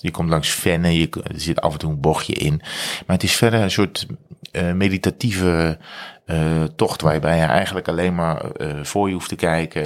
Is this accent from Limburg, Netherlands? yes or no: no; North Brabant, Netherlands; provincie waar ik vandaan kom